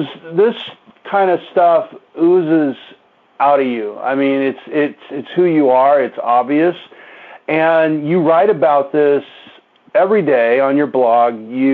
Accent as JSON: {"language": "English", "town": "Hawthorne", "region": "California", "country": "United States", "tie": "born or raised there", "said": "I grew up in Hawthorne, Inglewood area, but I'll tell you what, I did a lot of adventure."}